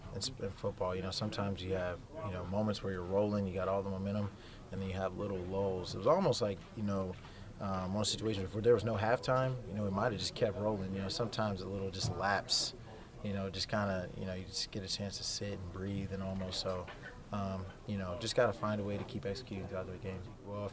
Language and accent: English; the South, United States; Yeah, because I'm from the South, so majority of my family's down there.